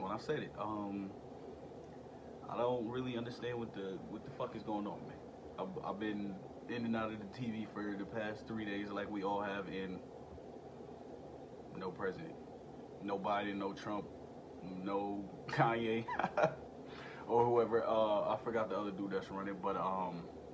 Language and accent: English; United States; as an American citizen and as a vet